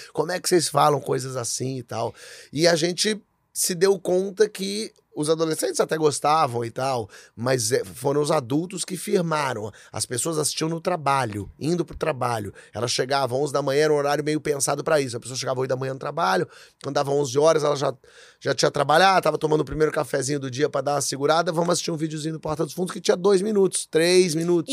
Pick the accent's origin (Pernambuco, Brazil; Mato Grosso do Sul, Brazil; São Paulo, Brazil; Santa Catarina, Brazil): São Paulo, Brazil; moved away as an adult; also born or lived in Rio de Janeiro / Portugal; Então eu meio que larguei minha cidade, meu estado, que era São Paulo